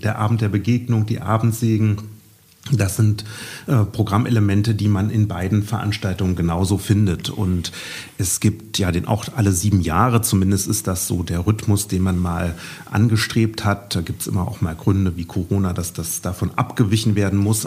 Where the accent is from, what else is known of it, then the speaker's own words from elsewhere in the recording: Erfurt, Thuringia, Germany; in meine Heimatstadt